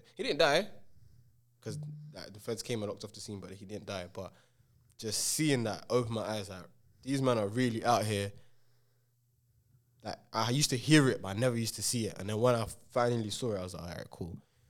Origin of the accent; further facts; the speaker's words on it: London, United Kingdom; It weren't like that for me in my area where I was growing up in King's Cross, because it was just predominantly Asians, and the Asians used to beef the Asians a lot.